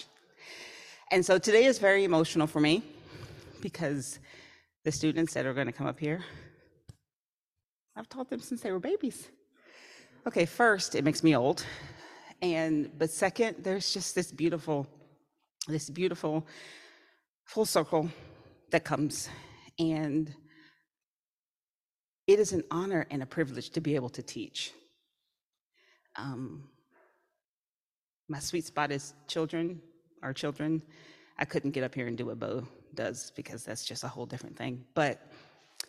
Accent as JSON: {"language": "English", "region": "the South", "country": "United States", "tie": "born or raised there", "said": "I was raised in the South"}